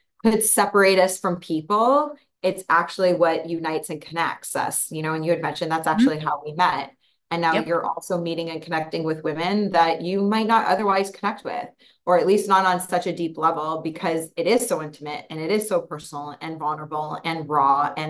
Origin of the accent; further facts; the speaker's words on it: just outside of Toronto, Ontario, Canada; moved away as an adult; also born or lived in Hawaii; now in Costa Rica; I'm from Toronto, just outside of Toronto originally.